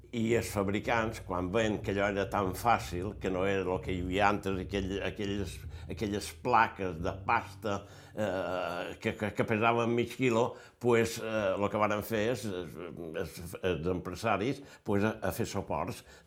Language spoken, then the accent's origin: Catalan; Palma, Balearic Islands, Spain; Vaig néixer a Palma, de pare Cerverí, vaig néixer a Palma